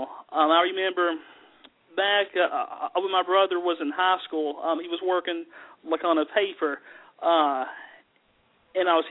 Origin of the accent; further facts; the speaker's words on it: the South, United States; accent: southern; as you can tell just by my accent, I'm from the mountains. I have a very southern accent